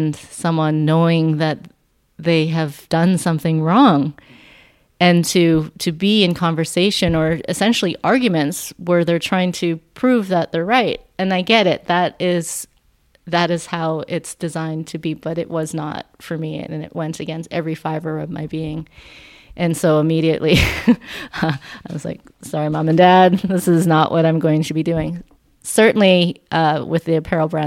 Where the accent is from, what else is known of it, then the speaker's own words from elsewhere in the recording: Vancouver, British Columbia, Canada; I was born and raised here in Vancouver, BC, and then I grew up in the suburbs of Vancouver in North Delta